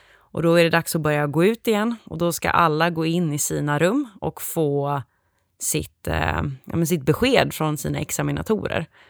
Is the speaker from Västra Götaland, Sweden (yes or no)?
yes; Gothenburg, Västra Götaland, Sweden; jag kommer ursprungligen ifrån Göteborg där jag också pluggade.